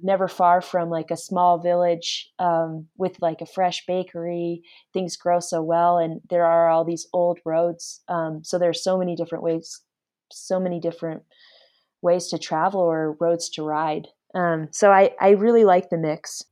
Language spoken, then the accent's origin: English; Anchorage, Alaska, United States; I'm from Alaska, I grew up there